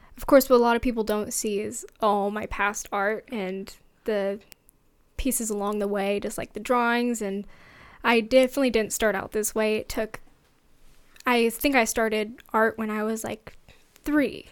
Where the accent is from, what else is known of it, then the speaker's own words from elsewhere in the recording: Fort Worth, Texas, United States; also born or lived in Seattle, Washington; I grew up in Texas in Fort Worth. That's near Dallas, and I we lived there for about ten years, and so that's where a lot of my childhood was